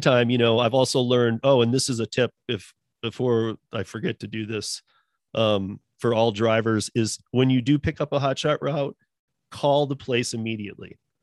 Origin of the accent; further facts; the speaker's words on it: Michigan, United States; growing up in Michigan